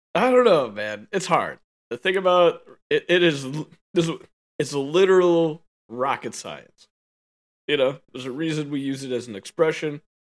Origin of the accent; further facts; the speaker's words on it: United States; As an American